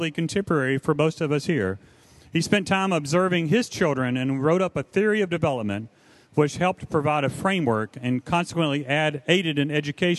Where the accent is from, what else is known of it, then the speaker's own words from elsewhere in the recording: the South, United States; I was raised in the South